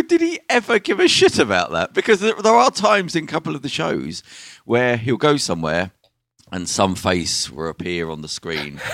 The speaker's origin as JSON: {"language": "English", "town": "Birmingham", "region": "West Midlands", "country": "United Kingdom", "said": "I'm from Birmingham"}